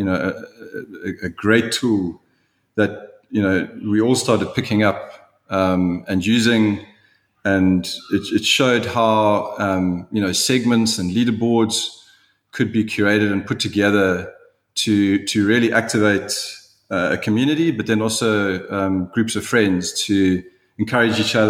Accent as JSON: {"language": "English", "country": "South Africa", "said": "being a South African"}